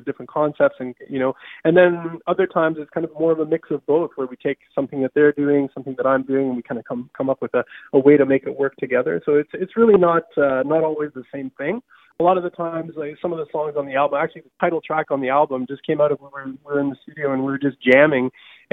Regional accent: Southern Canada, Canada; growing up in Southern Canada

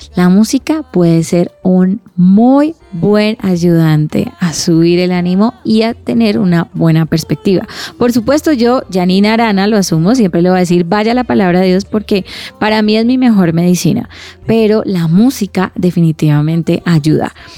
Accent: Cali, Valle del Cauca, Colombia; Soy de Cali

